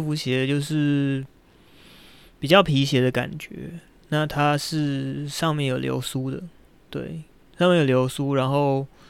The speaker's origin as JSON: {"language": "Chinese", "area": "Shenkeng", "region": "New Taipei", "country": "Taiwan", "tie": "born or raised there", "also_born_or_lived": "Keelung", "moved": "as an adult", "said": "我幼稚园到，到大学毕业在深坑住了二十年这样"}